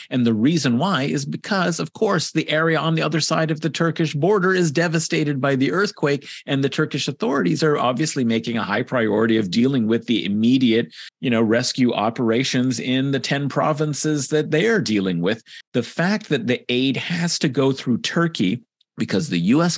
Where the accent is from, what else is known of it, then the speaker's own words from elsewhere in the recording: California, United States; I'm from California, grew up in California